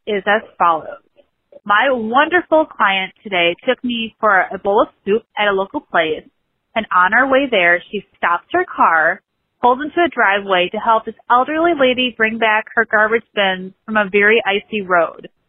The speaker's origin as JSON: {"language": "English", "town": "New Berlin", "region": "Wisconsin", "country": "United States", "said": "I'm from New Berlin, Wisconsin, but right now I'm in Chicago Heights, Illinois"}